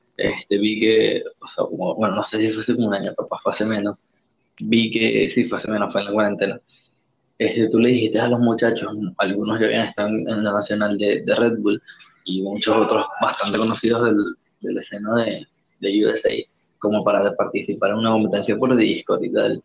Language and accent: Spanish; Caracas, Capital District, Venezuela; moved away as an adult; now in Lima, Peru; yo me crié, nací, me crié toda mi vida en Caracas y bueno, ahorita vivo en Lima